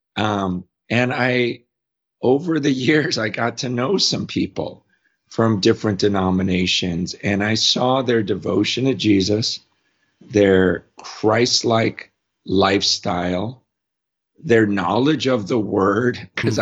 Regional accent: United States; as an American

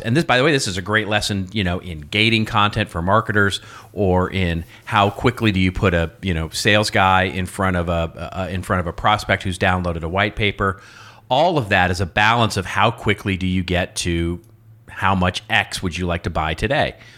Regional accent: United States; accent: American; my American accent

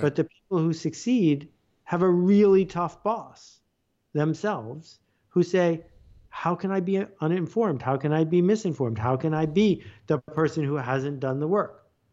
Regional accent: Buffalo, New York, United States; I grew up in Buffalo, New York.

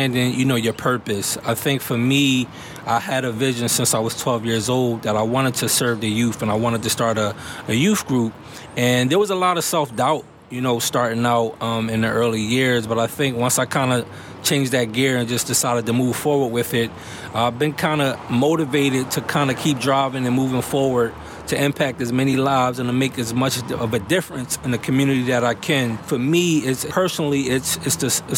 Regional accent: Philadelphia, Pennsylvania, United States; As a child growing up in Mount Airy and Germantown

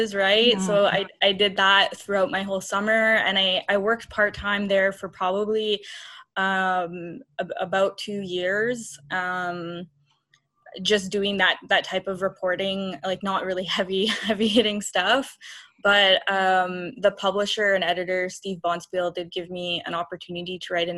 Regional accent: Kahnawake, Quebec, Canada; I'm from Ganawage. I'm Ganyakahaga.

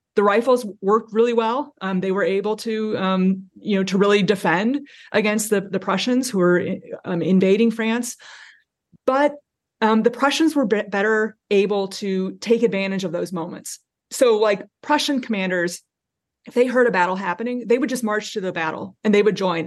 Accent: South Bend, Indiana, United States; moved away as an adult; now in Cincinnati, United States; I am a Hoosier born and bred. I grew up in South Bend, Indiana

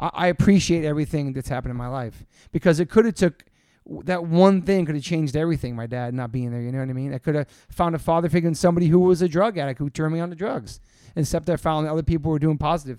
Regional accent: Newport, Rhode Island, United States; also born or lived in Southern Maryland; now in New York, United States; I moved to New York from Southern Maryland. I'd gone to shows in Washington, D.C., and saw some of the greatest concerts. And before that, lived in Newport, Rhode Island, where I grew up

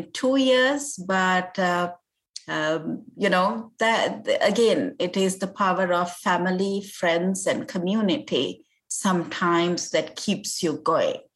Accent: Sri Lanka; moved away as an adult; also born or lived in Cambridge, England; now in United States; I had gone to law school in my home country, Sri Lanka

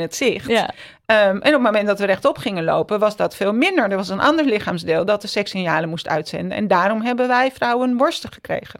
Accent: Amsterdam, North Holland, Netherlands; ik ben in Amsterdam opgegroeid

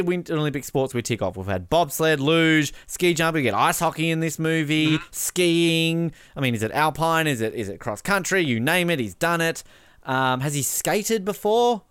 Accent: Australia; as an Australian

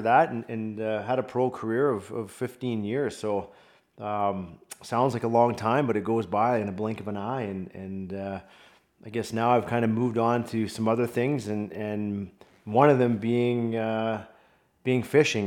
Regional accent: Vancouver, British Columbia, Canada; also born or lived in Michigan; my hometown, Vancouver Canucks

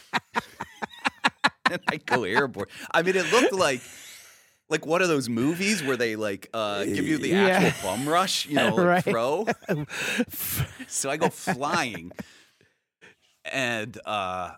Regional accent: Cleveland, Ohio, United States; moved away; also born or lived in Illinois; I'm from Cleveland originally

